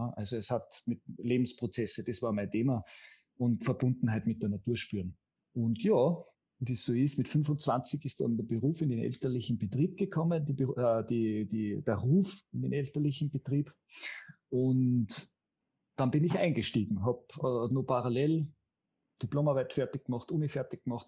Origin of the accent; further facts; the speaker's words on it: Karwendel mountains, behind Innsbruck, Tyrol, Austria; hat im Karwendelgebirge, das ist, wo man, da kommt man nur von Deutschland rein, sozusagen an den hinter der Nordkette, hinter Innsbruck, hat er sein erstes Revier bekommen als jüngster Revierförster Österreichs. Und da haben wir in der Abgeschiedenheit und in der, ähm, sage ich jetzt einmal, sehr naturbelassenen Gegend bin ich aufgewachsen in den ersten sechs Jahren meines